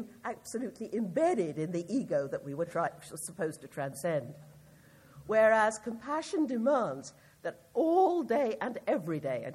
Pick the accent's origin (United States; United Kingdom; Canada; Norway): United Kingdom; I speak as a British person